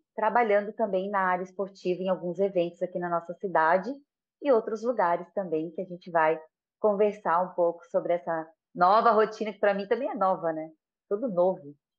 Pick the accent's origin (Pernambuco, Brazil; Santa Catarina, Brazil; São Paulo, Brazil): Santa Catarina, Brazil; Florianópolis; sou daqui de Floripa, amo ser daqui de Floripa, né? E todo mundo fala que é quase uma raridade, mas eu sou de Floripinha